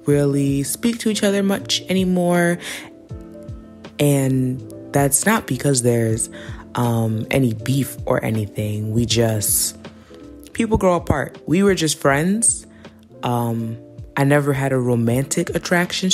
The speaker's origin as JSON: {"language": "English", "town": "New York City", "region": "New York", "country": "United States", "said": "I'm from New York City"}